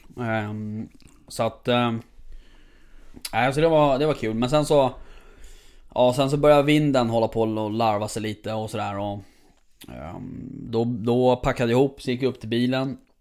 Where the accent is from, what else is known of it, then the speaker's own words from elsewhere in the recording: Stockholm, Stockholm County, Sweden; jag som stockholmare